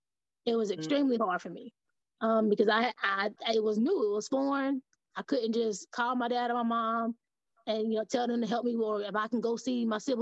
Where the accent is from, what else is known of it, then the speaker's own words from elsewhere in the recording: Shelby, North Carolina, United States; moved away as an adult; also born or lived in Charlotte, North Carolina / Maryland; now in Tennessee, United States; I was born in Charlotte, raised in Shelby. Shelby's about an hour outside of Charlotte. So I moved to Tennessee because I took a social work position after I got out of college here. So I've only been in Tennessee for about 7 years or so.